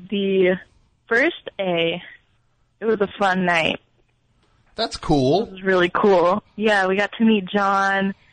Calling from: Tuscaloosa, Alabama, United States; Tuscaloosa, Alabama.

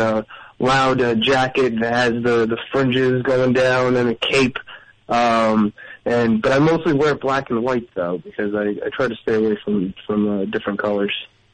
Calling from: New Jersey, United States; North Jersey.

